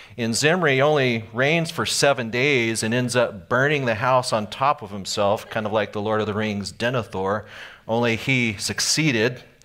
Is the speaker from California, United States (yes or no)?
yes; Anaheim, California, United States; I grew up in Anaheim